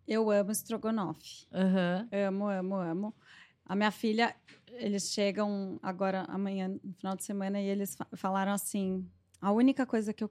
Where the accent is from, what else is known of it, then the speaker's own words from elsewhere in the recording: São Paulo, Brazil; moved away; Nasci em São Paulo